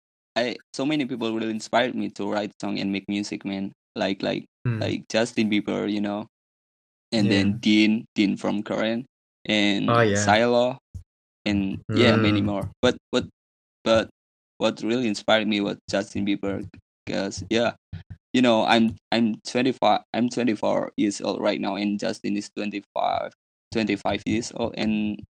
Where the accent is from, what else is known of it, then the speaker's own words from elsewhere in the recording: Indonesia; I'm from Indonesia